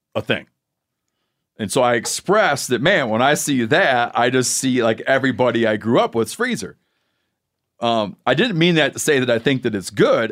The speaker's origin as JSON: {"language": "English", "region": "Michigan", "country": "United States", "tie": "born or raised there", "moved": "yes", "said": "growing up in Michigan"}